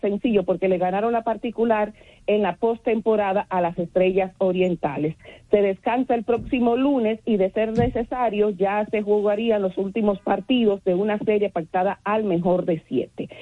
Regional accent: San Francisco de Macorís, Duarte, Dominican Republic; now in Santo Domingo, Dominican Republic; el equipo de mi pueblo natal, que son los gigantes del Cibao de San Francisco de Macorís

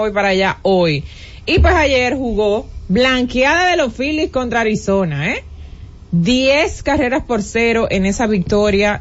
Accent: Dominican Republic; nosotros como dominicanos

